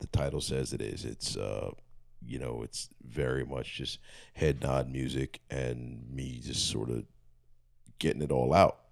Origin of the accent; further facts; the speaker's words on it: Philadelphia, Pennsylvania, United States; I'm from Philly. Um, everything I do is Philly